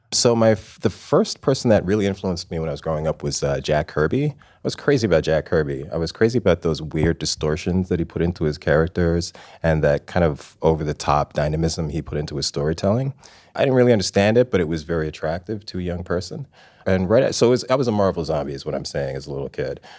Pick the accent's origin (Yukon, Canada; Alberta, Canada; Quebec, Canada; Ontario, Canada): Ontario, Canada; Toronto; also born or lived in England / Scarborough; I was born in England. I lived in England until I was five years old. Then we moved to we moved to the Toronto area.